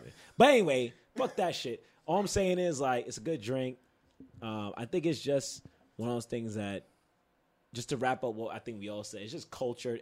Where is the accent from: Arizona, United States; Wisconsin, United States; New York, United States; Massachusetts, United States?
New York, United States; I'm from Queens